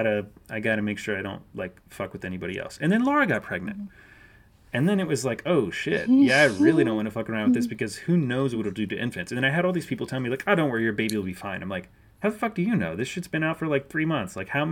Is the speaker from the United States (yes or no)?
no; Japan; I mean, I grew up in Japan. I lived in Japan like not too long after SARS